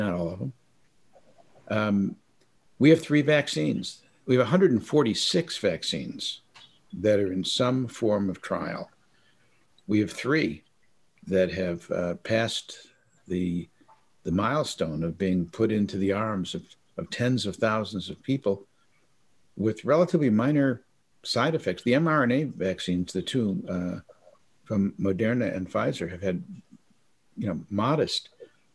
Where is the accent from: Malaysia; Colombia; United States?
United States; Detroit, Michigan; I grew up in Detroit, Michigan